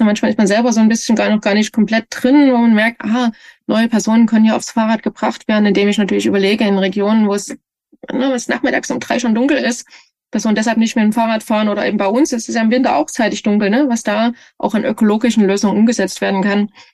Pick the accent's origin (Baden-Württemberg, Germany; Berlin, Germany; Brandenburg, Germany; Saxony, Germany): Saxony, Germany; Leipzig; now in Kassel, Germany; Leipzig ist für mich schon ein bisschen meine Heimat alles, ne? Die Heimatregion.